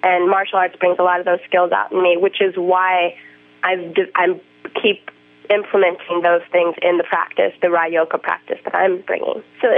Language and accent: English; Boulder, Colorado, United States; also born or lived in Hawaii; I grew up in Boulder and Hawaii where I had like the perfect wave and the warm water.